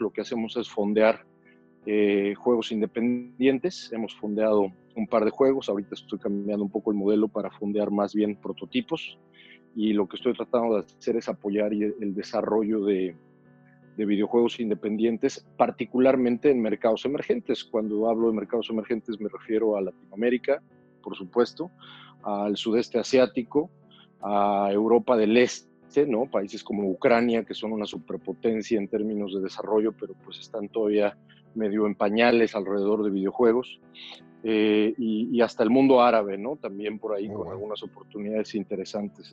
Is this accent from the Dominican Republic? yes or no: no; Toluca, State of Mexico, Mexico; moved away as an adult; Soy de Toluca